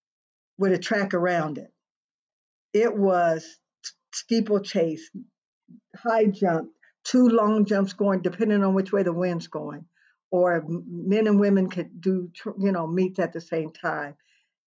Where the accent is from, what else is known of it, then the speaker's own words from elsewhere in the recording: Albuquerque, New Mexico, United States; we're from Albuquerque